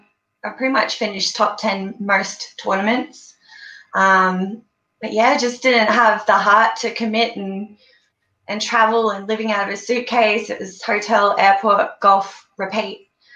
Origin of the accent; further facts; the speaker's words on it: Brisbane, Queensland, Australia; also born or lived in Gold Coast / Goondiwindi; Mostly around Brizzy and the Gold Coast. My roots are from Gundawindi. Good old Queensland.